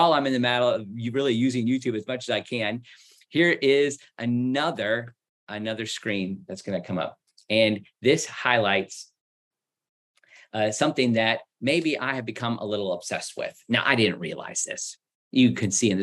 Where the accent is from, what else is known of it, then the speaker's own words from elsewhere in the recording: United States; my Christian experience in the United States growing up